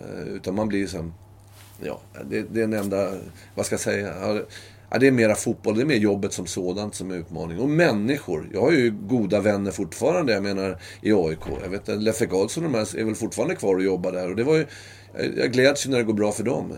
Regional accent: Sweden; moved away as an adult; also born or lived in Norway; jag är ju svensk

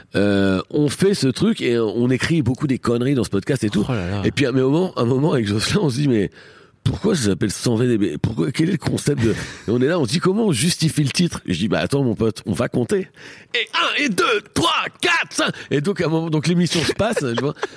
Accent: Beaumont-en-Véron, Centre-Val de Loire, France; moved away; also born or lived in Normandy / Paris; j'ai grandi à eux à Beaumont-Véron

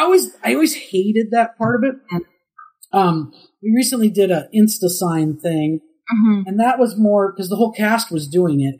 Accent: Minnesota, United States; moved away; I'm from Minnesota

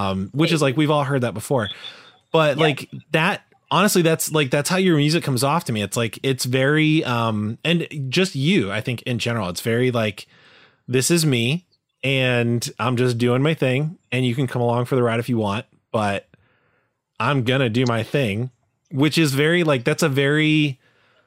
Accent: Chicago, Illinois, United States; now in Durham, United States; I'm from Chicago.

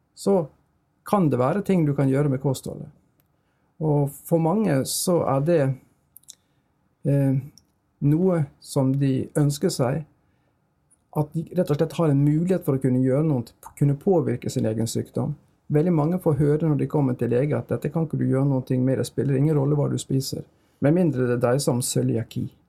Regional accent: Bergen, Vestland, Norway; accent: Bergen dialect; moved away as an adult; jeg er oppvokst i Bergen, jeg har gått alle mine skoleår i Bergen

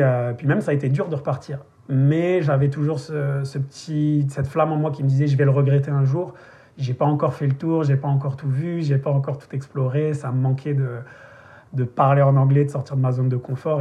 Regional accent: the South of France, France; moved away as an adult; also born or lived in Paris; moi je viens du Sud

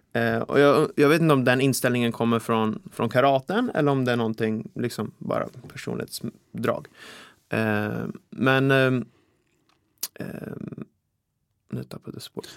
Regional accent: Vaxholm, Stockholm County, Sweden; now in Täby, Sweden; Jag är uppvuxen i Vaxholm här ute i skärgården, men jag har bott ja. i Täby nu typ halva mitt liv.

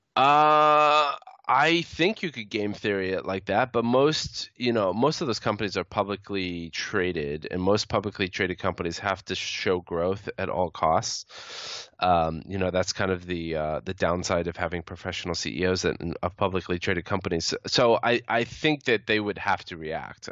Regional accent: United States; speaking as an American

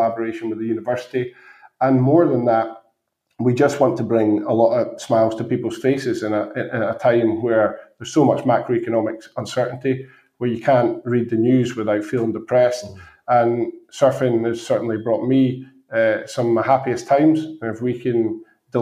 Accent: Scotland, United Kingdom; also born or lived in Birmingham; I grew up in Scotland

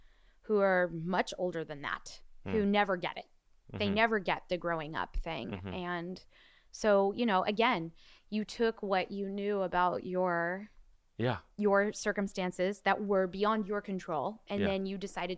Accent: Encino, California, United States; But I grew up in Encino, Woodland Hills area. Mm-hmm. So all my friends were bat and bar mitzvahed, and 90% of them were Jewish.

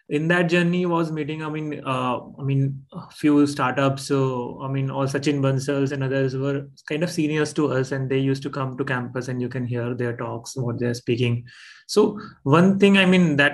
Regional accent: Rajasthan, India; So I, of course, I mean, I come from Rajasthan, uh, born and brought up in Rajasthan.

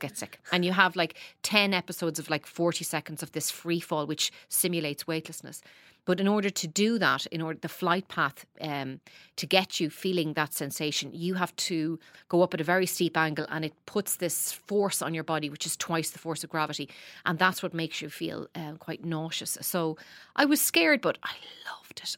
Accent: Dundalk, Leinster, Ireland; I grew up in Dundalk

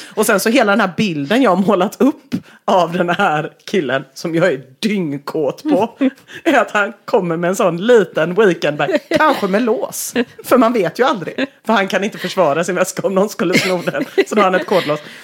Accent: Gothenburg, Västra Götaland, Sweden; jag är uppvuxen i Göteborg

